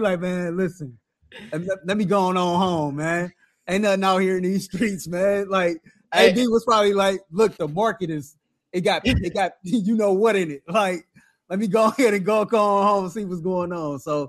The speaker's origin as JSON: {"language": "English", "town": "Cleveland", "region": "Ohio", "country": "United States", "tie": "born or raised there", "said": "I tell people I'm from Lakeshore. The 8 on my customized jersey, I was raised on 148th and Lakeshore."}